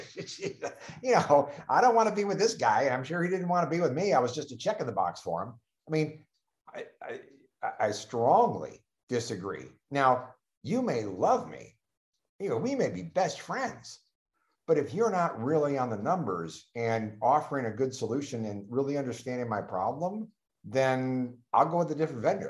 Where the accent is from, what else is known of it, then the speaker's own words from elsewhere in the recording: Cleveland, Ohio, United States; I'm from Cleveland